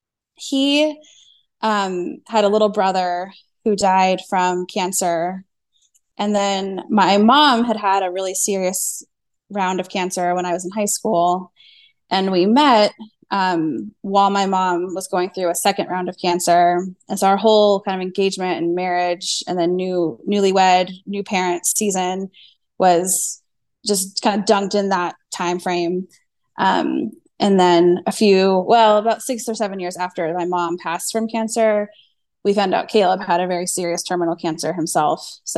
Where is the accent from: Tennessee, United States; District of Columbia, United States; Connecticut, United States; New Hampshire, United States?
District of Columbia, United States; Washington; now in Florida, United States; We're living in Florida, but we both lived in different places growing up. He's from Oklahoma. I'm from Washington, D.C.